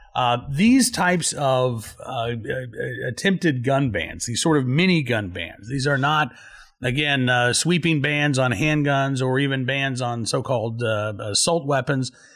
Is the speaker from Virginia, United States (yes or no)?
yes; Virginia, United States; my home state of Virginia